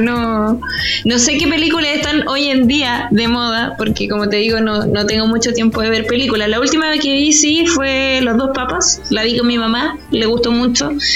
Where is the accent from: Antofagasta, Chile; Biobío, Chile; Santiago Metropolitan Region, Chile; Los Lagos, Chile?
Biobío, Chile; somos pésimos hijos del Bio Bio